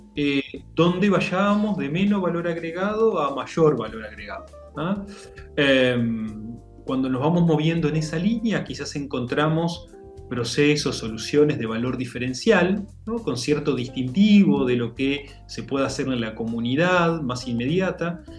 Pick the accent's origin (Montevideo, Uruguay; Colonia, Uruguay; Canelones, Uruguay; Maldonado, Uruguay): Montevideo, Uruguay; nací en Montevideo, eh, estudié, me desarrollé acá